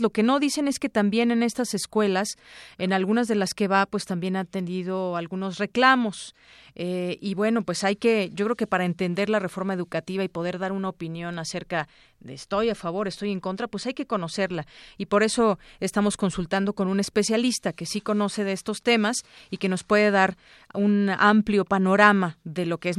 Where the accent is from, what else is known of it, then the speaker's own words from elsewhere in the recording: Mexico; nos corresponde como, como ciudadanos, como mexicanos